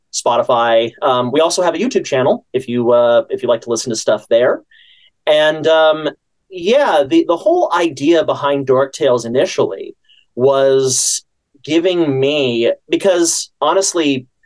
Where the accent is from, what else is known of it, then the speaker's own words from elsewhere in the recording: San Francisco, California, United States; I'm from California, the San Francisco area, and I started taking classes in San Francisco when I was about 14